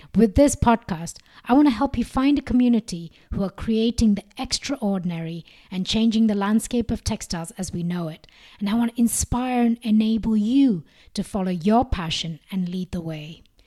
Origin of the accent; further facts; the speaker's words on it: India; moved away as an adult; also born or lived in Sweden / Singapore; growing up in India, the rich textile heritage crafts were always a big part of my life